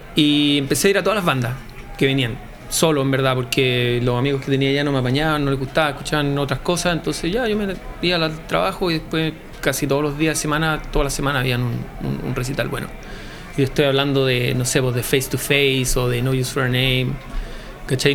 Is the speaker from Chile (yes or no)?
yes; Viña del Mar, Valparaíso, Chile; soy de Viña, entonces em, básicamente si eres de Viña veis el mar, siempre.